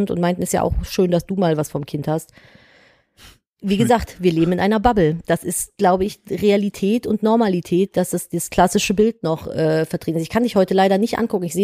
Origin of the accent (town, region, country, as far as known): the West, West Germany, Germany